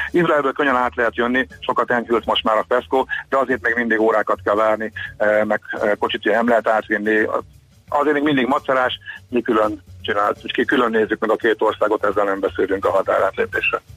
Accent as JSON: {"language": "Hungarian", "country": "Hungary"}